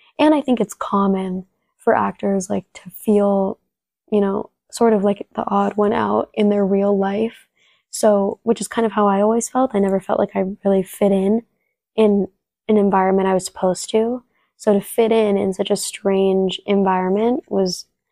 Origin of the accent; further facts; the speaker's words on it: San Diego, California, United States; first language Spanish; English is a second language; I grew up in San Diego, California